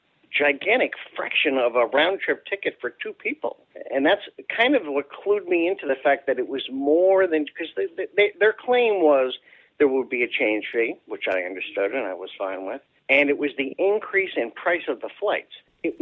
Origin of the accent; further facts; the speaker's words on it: outside of New York City, United States; I grew up in New York, outside of New York City